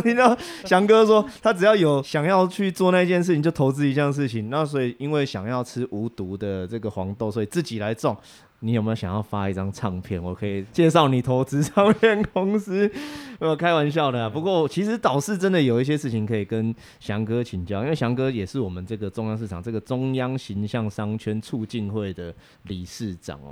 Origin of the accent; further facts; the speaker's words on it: Hsinchu, Hsinchu City, Taiwan; moved away; also born or lived in Taipei; 我的爸爸是河洛朗，妈妈是客家人，啊，从小我在这个城区里面有很多这种客家跟河洛的故事一起交杂